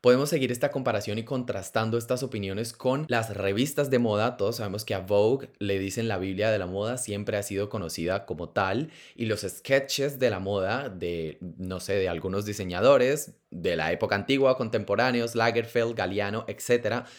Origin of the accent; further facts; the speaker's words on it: Colombia; yo crecí en Colombia, un país supremamente católico